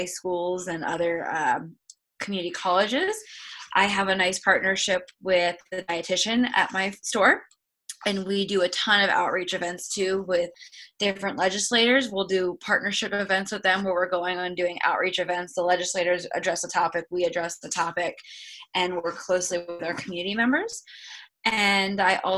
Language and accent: English; Lehigh Valley, Pennsylvania, United States; I'm from the Lehigh Valley area.